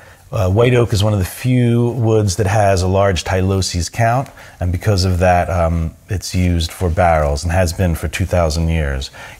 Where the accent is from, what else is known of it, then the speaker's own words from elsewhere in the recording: Philadelphia, Pennsylvania, United States; born there; I was born in Philadelphia. And if I try and get my accent back